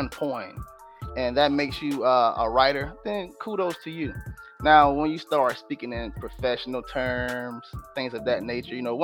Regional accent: Sarasota, Florida, United States; I'm from Sarasota, Florida

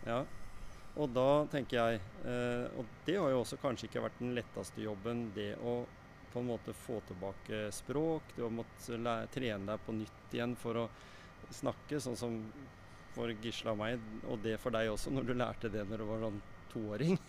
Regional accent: Skien, Telemark, Norway; Jeg er fra Skien

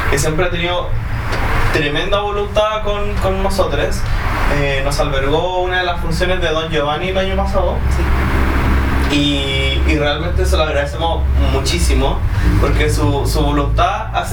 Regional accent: Chile; now in Bremen, Germany; Yo soy tenor, soy chileno y trabajo en la Ópera de Bremen en Alemania.

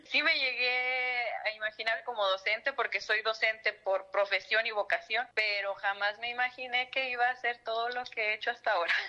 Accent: Matehuala, San Luis Potosí, Mexico; moved away as an adult; now in Matlapa, Mexico; Soy originaria de Matehuala

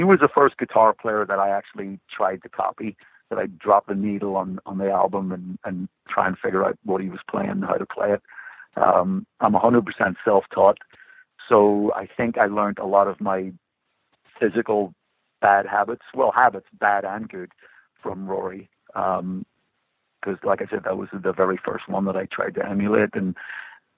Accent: Belfast, Northern Ireland, United Kingdom; I grew up in Belfast in the 1970s

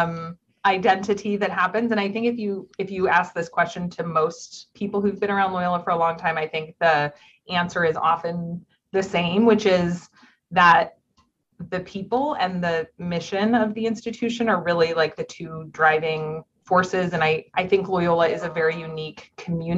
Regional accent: Orange County, Southern California, United States; moved away as an adult; also born or lived in Upstate New York / New York City; now in Chicago, United States; I'm from Southern California. I'm from Orange County

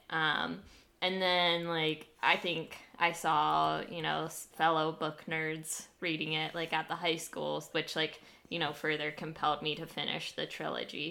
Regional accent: United States; my hometown

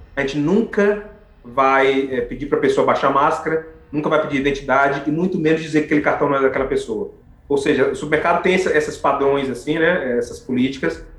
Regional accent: Brazil; moved away as an adult; now in Canada; eu sou brasileiro

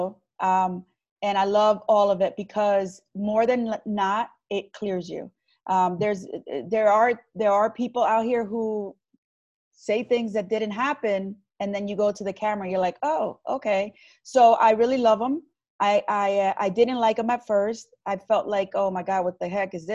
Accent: Long Branch, New Jersey, United States; I was born and raised in Long Branch

